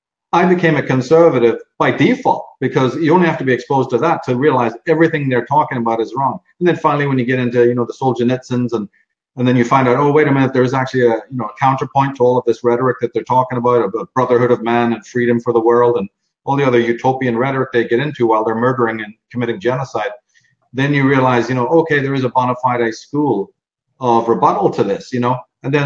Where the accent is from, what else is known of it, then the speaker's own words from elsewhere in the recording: Northern Ireland, United Kingdom; I grew up in the Troubles.